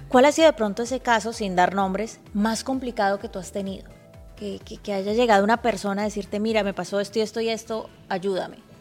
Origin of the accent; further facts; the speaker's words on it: Cali, Valle del Cauca, Colombia; Yo soy de Cali, pero compatriota porque somos de Colombia.